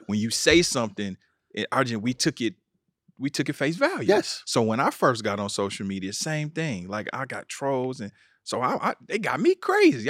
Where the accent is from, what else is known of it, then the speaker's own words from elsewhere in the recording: Kansas City, Missouri, United States; I'm from Kansas City, Missouri